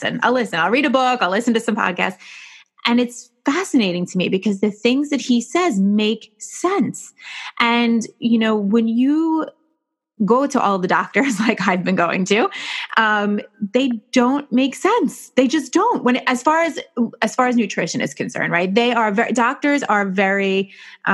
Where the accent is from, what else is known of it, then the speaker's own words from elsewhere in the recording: New York, United States; I'm a New Yorker